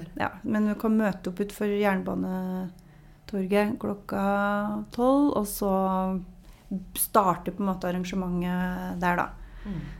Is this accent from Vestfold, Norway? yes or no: no; Namsos, Trøndelag, Norway; da jeg vokste opp der, så var det en liten skole